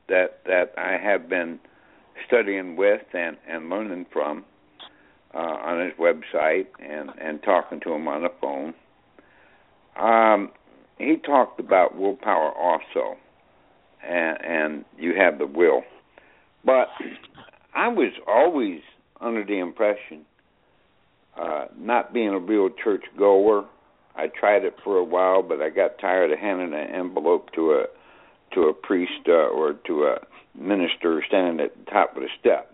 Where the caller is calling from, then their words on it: Newburgh, New York, United States; Yeah, I'm … here in Newburgh, New York.